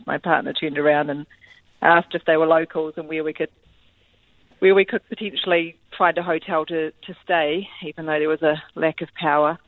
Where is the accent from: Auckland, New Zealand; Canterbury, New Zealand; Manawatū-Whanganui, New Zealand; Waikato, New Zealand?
Canterbury, New Zealand; Christchurch; I'm actually from Christchurch